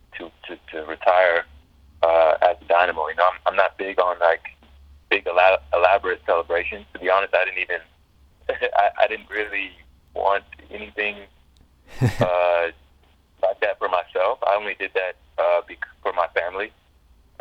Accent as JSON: {"language": "English", "town": "Atlanta", "region": "Georgia", "country": "United States", "tie": "born or raised there", "also_born_or_lived": "Houston", "moved": "yes", "said": "my hometown of Atlanta"}